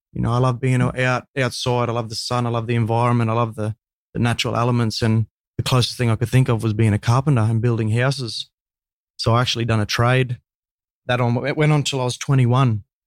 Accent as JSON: {"language": "English", "town": "Cairns", "region": "Queensland", "country": "Australia", "tie": "born or raised there", "said": "born and bred in Cairns, Cairns, far north Queensland boy"}